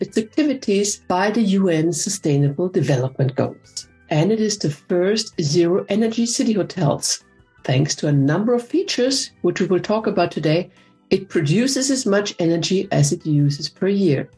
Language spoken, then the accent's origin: English; Vienna, Austria; moved away; my hometown of beautiful Vienna, Austria